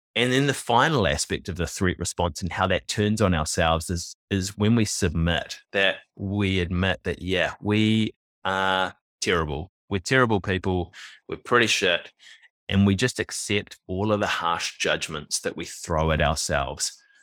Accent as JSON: {"language": "English", "country": "New Zealand", "tie": "born or raised there", "said": "I was born in New Zealand in nineteen eighty-three, and like many Kiwi males born around that time and earlier"}